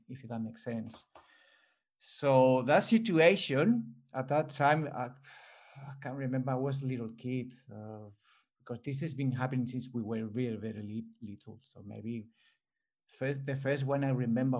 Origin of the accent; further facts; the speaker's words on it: Spain; English is a second language; now in Australia; I'm born here in Australia, but I grew up in Spain